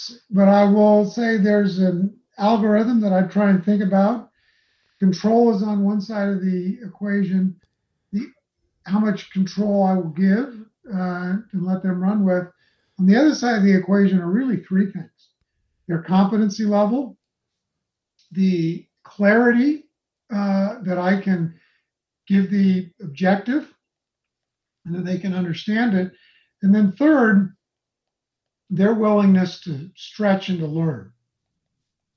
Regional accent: Los Angeles, California, United States; now in Utah, United States; I grew up in Los Angeles going to Dodger games

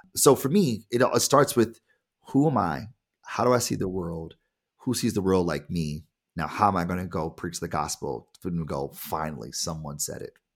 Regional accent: Detroit, Michigan, United States; I am black and I am from Detroit.

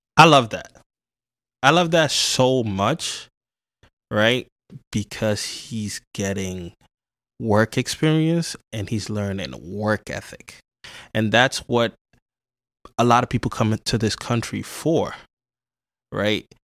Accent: New York City, New York, United States; also born or lived in Ghana; I grew up in the South Bronx

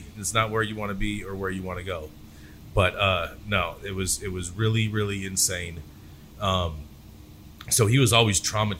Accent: Pittsburg, California, United States; now in West Hollywood, United States; Grew up in Pittsburgh, California, a little town just east of Oakland, probably about 20, 30 minutes east of Oakland.

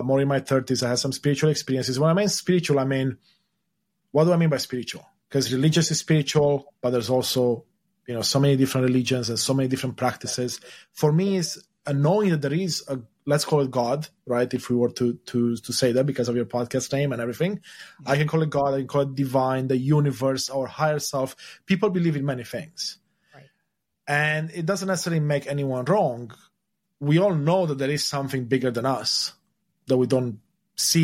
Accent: Romania; moved away; the place I was born in, Romania, was a communist country until the 90s.

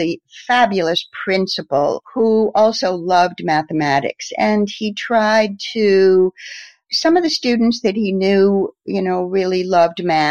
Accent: Norwich, Connecticut, United States; moved away; also born or lived in New York; I'm originally from Norwich, Connecticut. And I live actually not far from my old hometown now

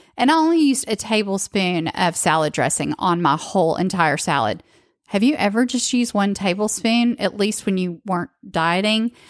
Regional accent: the South, United States; I grew up in the South

